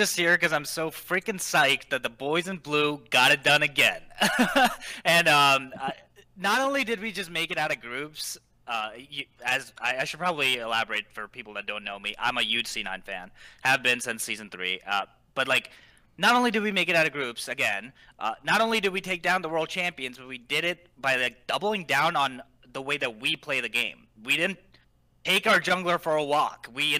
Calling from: King of Prussia, Pennsylvania, United States; I'm calling from King of Prussia again, in Pennsylvania.

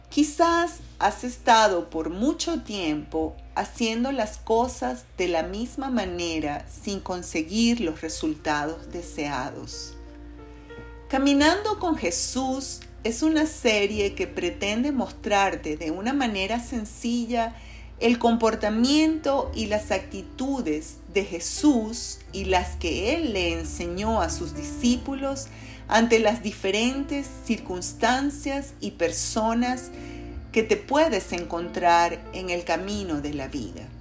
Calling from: Caracas, Capital District, Venezuela; les saludo cariñosamente desde la ciudad de de Caracas, Venezuela.

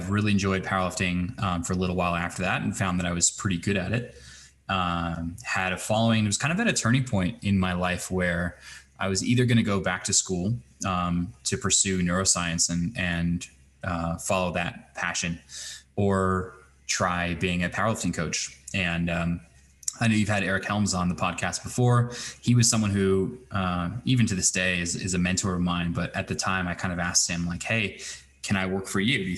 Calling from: Fort Collins, Colorado, United States; I'm joining you from Fort Collins, Colorado, nearly on the other side of the planet.

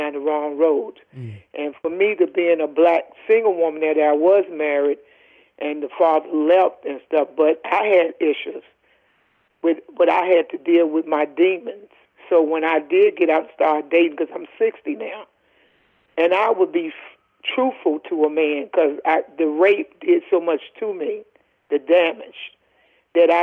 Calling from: Lindenhurst, New York, United States; I'm calling from Lindenhurst, New York

